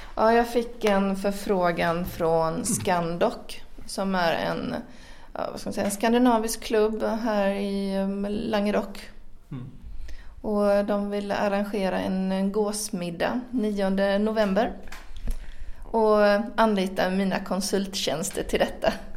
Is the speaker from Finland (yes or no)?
yes; Finland; also born or lived in Sweden; now in France; jag är född i Finland